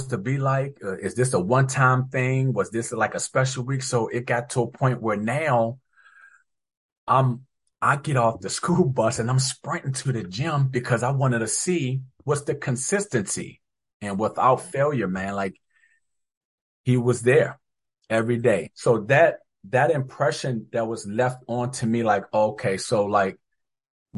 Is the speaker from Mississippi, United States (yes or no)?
no; Temple Hills, Maryland, United States; also born or lived in Seat Pleasant, Maryland; I moved back from Sea Pleasant back to the Temple Hills area, and went to Shugart Middle School in eighth grade, half of eighth grade, and then made my way to Potomac.